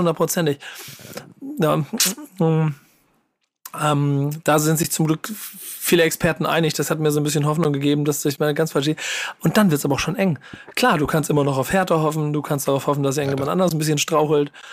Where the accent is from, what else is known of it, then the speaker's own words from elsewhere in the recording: Hamburg, Germany; ich als Hamburger